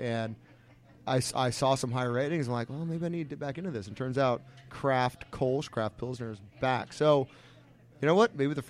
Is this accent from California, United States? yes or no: yes; California, United States; I'm from California.